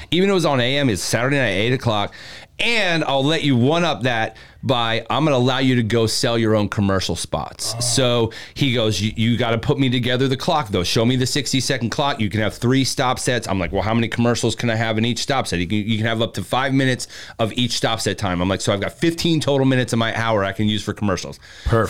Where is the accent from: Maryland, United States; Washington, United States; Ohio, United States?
Maryland, United States; Columbia; now in Tampa, United States; I'm from Columbia, Maryland, which is literally right in between Baltimore and DC.